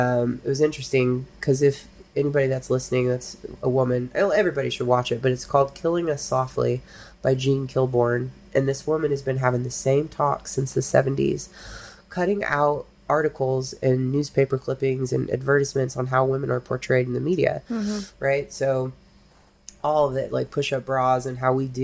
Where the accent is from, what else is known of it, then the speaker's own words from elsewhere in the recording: Humboldt County, California, United States; I'm from Humboldt County